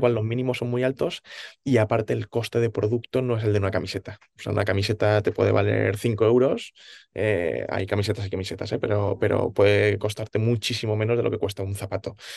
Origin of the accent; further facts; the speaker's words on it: Alicante, Valencian Community, Spain; moved away as an adult; now in Valencia, Spain; ahora vivo en Valencia, más adelante contaré por qué, yo nací en Alicante